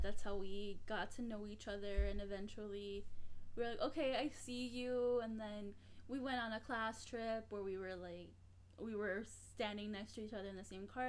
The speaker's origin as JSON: {"language": "English", "town": "Chicago", "region": "Illinois", "country": "United States", "tie": "born or raised there", "said": "women who are growing up in Chicago in a particular place."}